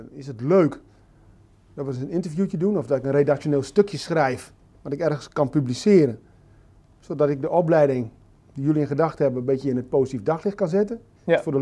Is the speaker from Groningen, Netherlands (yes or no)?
yes; Groningen, Netherlands; moved away as an adult; now in Drenthe, Netherlands; 52 jaar. Ik woon momenteel in de provincie Drenthe. Ik ben een geboren Groninger.